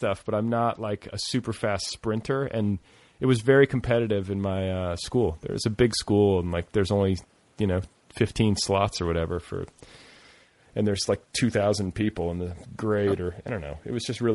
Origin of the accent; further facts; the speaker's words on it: Indiana, United States; I grew up in Indiana